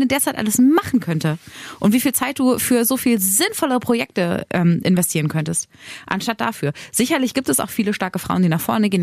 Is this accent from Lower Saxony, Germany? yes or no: yes; Braunschweig, Lower Saxony, Germany; in meinem Heimatdorf in Mascherode